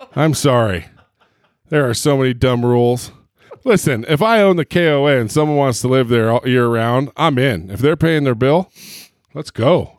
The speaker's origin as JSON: {"language": "English", "town": "Long Beach", "region": "California", "country": "United States", "tie": "born or raised there", "said": "I grew up in Long Beach, Huntington Beach"}